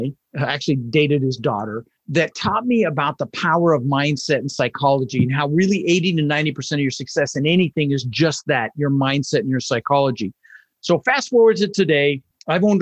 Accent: Denver, Colorado, United States; also born or lived in Netherlands; we ended up in Denver, Colorado, and we grew up struggling

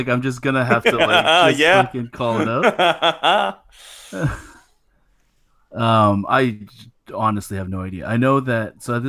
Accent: Canada; Even as a Canadian

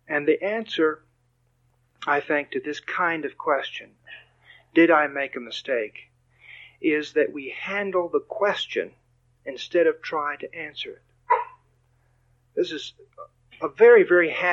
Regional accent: Texas, United States; also born or lived in Michigan; I'm from Texas

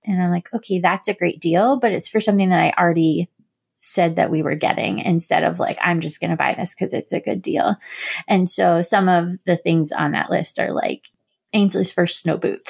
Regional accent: Florida, United States; moved away; when I was growing up in Florida

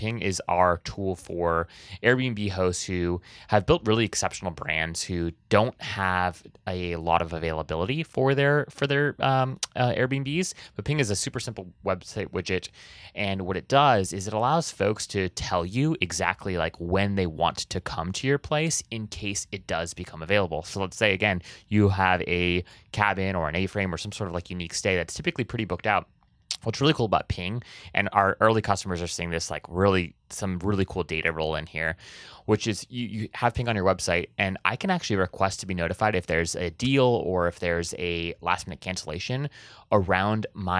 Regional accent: Hawaii, United States; I have this weird thing where I grew up in Hawaii, and so people, we just said like guys for everything, right?

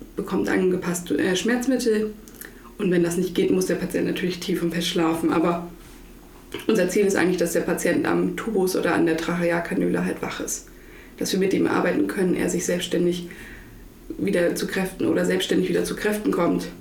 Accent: Butjadingen, Lower Saxony, Germany; ich komme aus Budjadingen

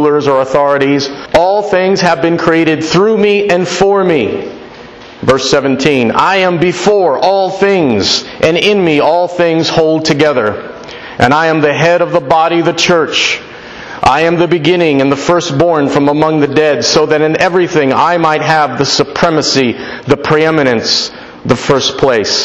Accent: Florida, United States; I'm from Florida, and where I live, there's a lot of crime

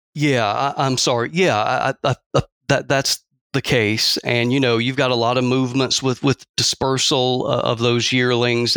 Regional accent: Athens, Georgia, United States; moved away as an adult; also born or lived in South Texas; now in Mississippi, United States; born and raised in Georgia, or, uh, around Athens, Georgia

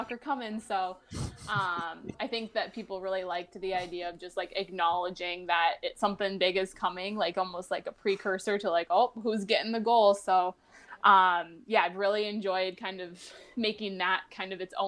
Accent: Minnesota, United States; moved away as an adult; also born or lived in Florida; Living in Minnesota my whole life

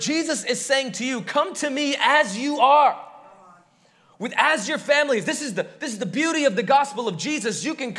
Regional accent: India; moved away; Growing up in India, the thing that we would see all the time that you don't quite see in the American West

